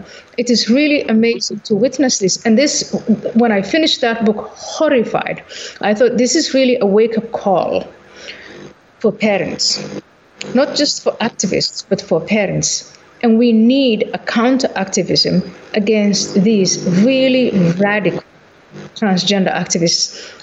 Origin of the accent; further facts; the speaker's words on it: Somalia; So when I was growing up, I was born in Somalia